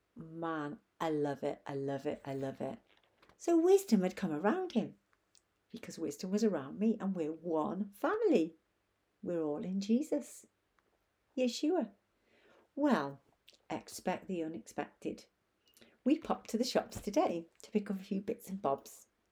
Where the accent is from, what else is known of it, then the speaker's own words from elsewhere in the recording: Chester, North West England, United Kingdom; moved away; beautiful Chester, Cheshire, which is my hometown